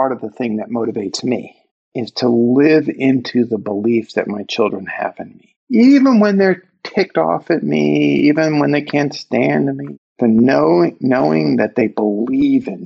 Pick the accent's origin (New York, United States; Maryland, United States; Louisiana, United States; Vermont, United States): New York, United States; New York City; if you can't tell from my accent, I'm from Brooklyn